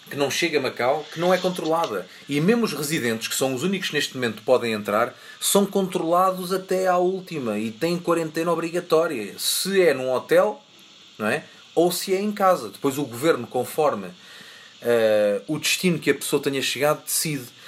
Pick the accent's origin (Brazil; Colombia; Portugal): Colombia; Bogotá; Portuguese is a second language; Olá, eu sou … e sou colombiana. Estou a ouvir o podcast em Bogotá